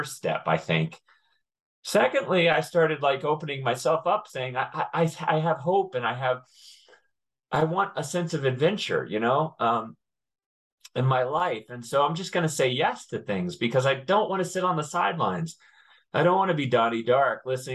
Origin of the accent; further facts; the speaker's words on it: Connecticut, United States; I grew up in Connecticut